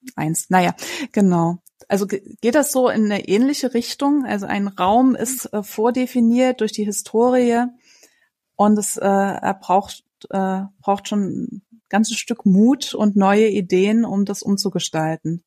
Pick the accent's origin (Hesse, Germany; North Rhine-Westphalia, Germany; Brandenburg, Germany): Hesse, Germany; Frankfurt; Bei uns in Frankfurt